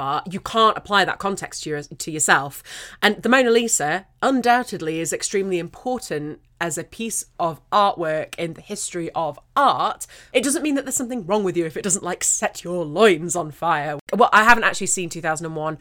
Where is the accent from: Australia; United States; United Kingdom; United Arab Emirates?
United Kingdom; as a Brit